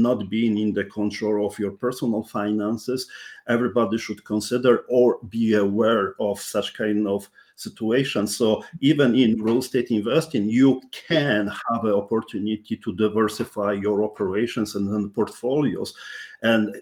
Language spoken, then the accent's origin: English; Poland; English is a second language; now in Canada; I'm Polish born, Canadian, first generation immigrant. So that's something which you may even realize by my strong accent